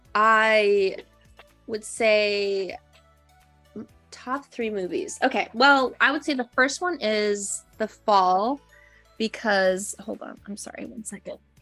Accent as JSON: {"language": "English", "region": "Minnesota", "country": "United States", "moved": "yes", "lives_now": "California, United States", "said": "I am a storyteller uh, from originally from Minnesota who moved to California"}